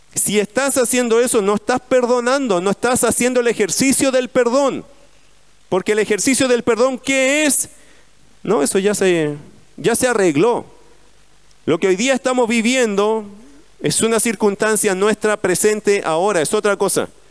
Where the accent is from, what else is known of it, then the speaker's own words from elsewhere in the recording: Chile; Como somos los chilenos